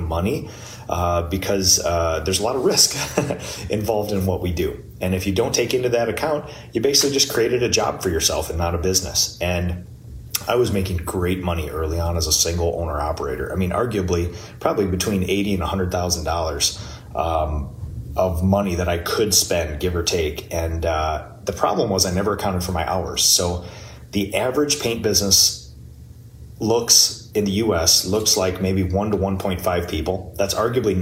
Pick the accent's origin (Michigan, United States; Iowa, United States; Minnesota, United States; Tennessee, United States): Minnesota, United States; New Prague; I was born 1982 in New Prague, Minnesota, the place that I live right now. I've born and raised my entire life here